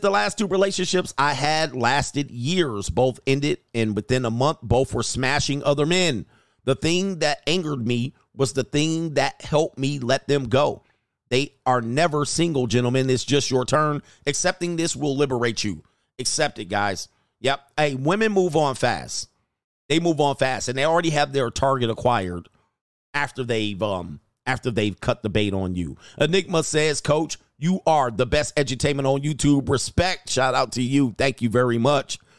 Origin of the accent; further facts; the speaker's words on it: California, United States; I'm from California